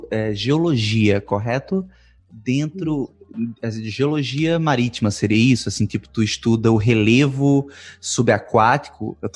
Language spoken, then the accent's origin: Portuguese; Cuiabá, Mato Grosso, Brazil; also born or lived in Minas Gerais / Espírito Santo; Eu me recuso a dizer isso, mas eu sou de Cuiabá.